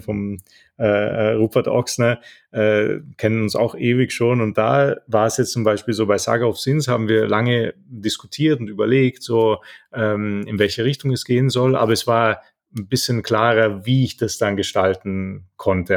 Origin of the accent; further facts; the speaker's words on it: Italy; moved away; Wir haben in Italien, ich bin ja Italiener